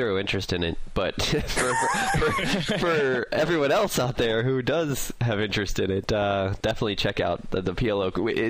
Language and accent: English; United States; I'm an American.